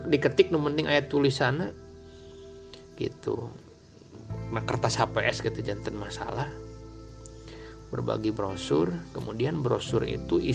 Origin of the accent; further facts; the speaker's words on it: Banjaran, West Java, Indonesia; Saya kan asli dari Banjaran Hilir. Banjaran kecamatan Desa Banjaran, Kecamatan Banjaran.